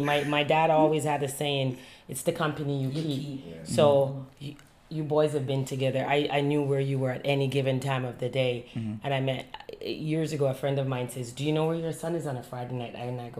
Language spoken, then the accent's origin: English; Jamaica; moved away as an adult; now in Canada; Being raised in Jamaica, I saw the difference in how I could raise a young black man in Canada compared to Jamaica.